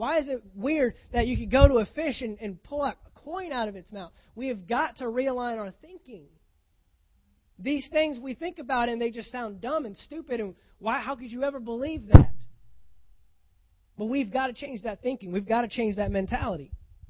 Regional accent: Texas, United States; Now, I came from Texas. We get bad stuff there. Man, I've seen some tornadoes. I've seen them. I saw one that went right through the middle of downtown Fort Worth

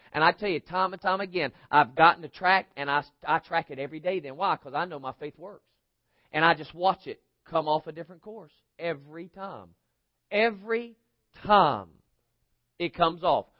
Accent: United States; they see me as an American

